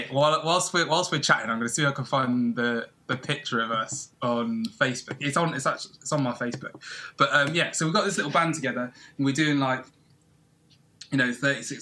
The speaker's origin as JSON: {"language": "English", "town": "Plymouth", "region": "South West England", "country": "United Kingdom", "tie": "born or raised there", "said": "I grew up in Plymouth"}